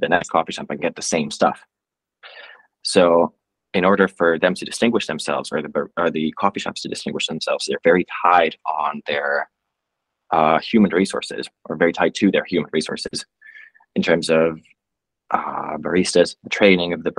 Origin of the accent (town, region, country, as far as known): Finland